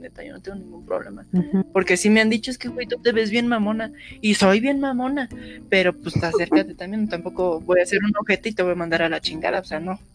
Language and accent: Spanish; Mexico